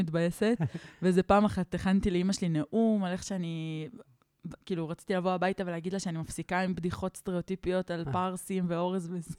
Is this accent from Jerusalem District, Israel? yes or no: yes; Neve Shalom, Jerusalem District, Israel; כשעברנו לנווה שלום, כשהייתי בת שבע